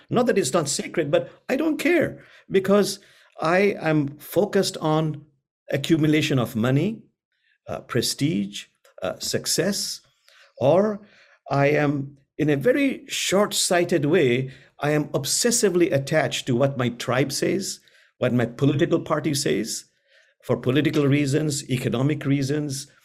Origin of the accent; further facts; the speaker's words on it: Bangladesh; I'm from Bangladesh